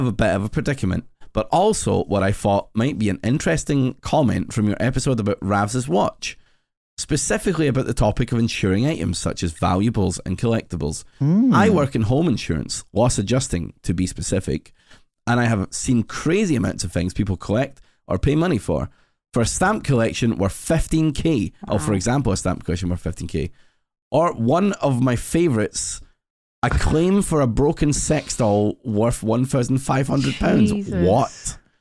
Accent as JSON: {"language": "English", "town": "Glasgow", "region": "Scotland", "country": "United Kingdom", "said": "I'm Glaswegian"}